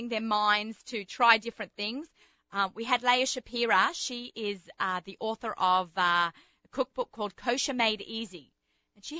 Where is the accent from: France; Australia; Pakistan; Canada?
Australia; accent: Australian; moved away; I am an Aussie.